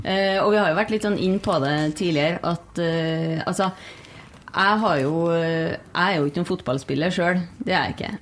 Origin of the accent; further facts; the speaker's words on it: Trondheim, Trøndelag, Norway; moved away as an adult; Og jeg er jo fra Trondheim, og det har jo vært en stor del av livet mitt